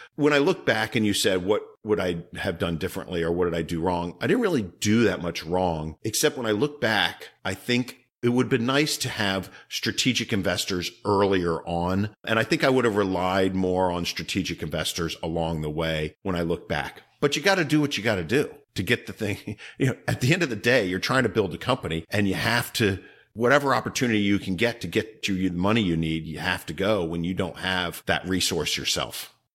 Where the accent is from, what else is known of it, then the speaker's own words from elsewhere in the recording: Northern Virginia, United States; moved away as an adult; also born or lived in Baltimore area / California; I was from Northern Virginia